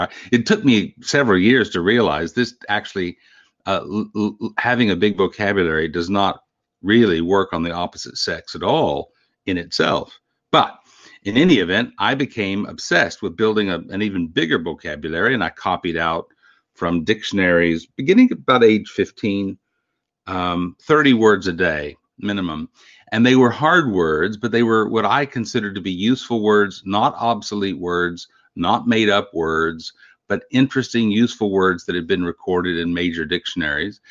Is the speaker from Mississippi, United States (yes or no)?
no; Canyon, Texas, United States; I grew up in the Panhandle of Texas in a little college town called Canyon